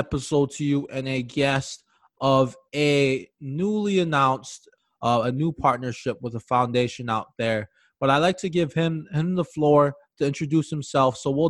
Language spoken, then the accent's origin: English; Hawaii, United States; moved away; also born or lived in Minnesota; we're both from Hawaii, and you're in Minnesota now.